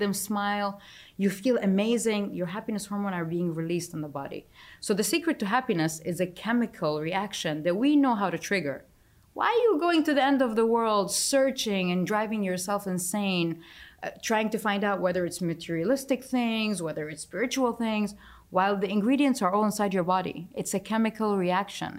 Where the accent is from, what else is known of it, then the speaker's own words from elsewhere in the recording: Dubai, United Arab Emirates; I'm from Dubai